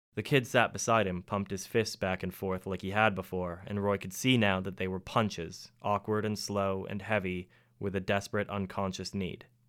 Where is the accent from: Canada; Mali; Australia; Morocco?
Canada; moved away as an adult; now in Penryn, United Kingdom; I'm Canadian